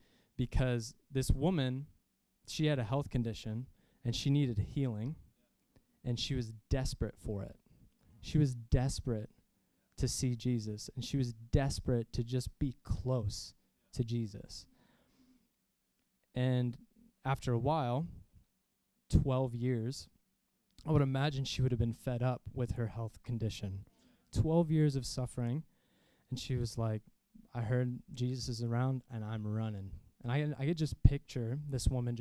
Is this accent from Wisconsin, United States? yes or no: no; Jacksonville, Florida, United States; born or raised there